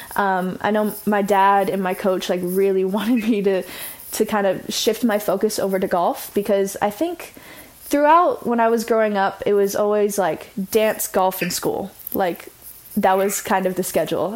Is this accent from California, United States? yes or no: yes; Orange County, California, United States; I grew up, grew up. I'm growing up in Orange County.